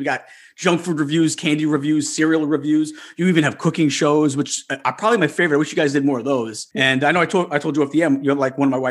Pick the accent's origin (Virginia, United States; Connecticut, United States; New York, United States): New York, United States; Long Island; I'm a Long Islander, New York.